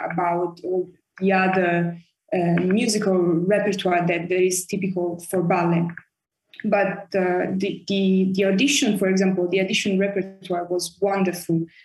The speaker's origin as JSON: {"language": "English", "town": "Florence", "region": "Tuscany", "country": "Italy", "tie": "born or raised there", "also_born_or_lived": "Paris, France / Germany / Michigan, United States", "moved": "as an adult", "lives_now": "London, United Kingdom", "said": "Florence. I was born in Paris, actually."}